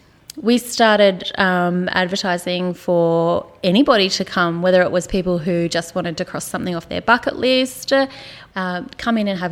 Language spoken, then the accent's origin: English; Queenstown, Tasmania, Australia; moved away as an adult; also born or lived in Hobart, Tasmania; now in Ballarat, Australia; I'm from Tasmania.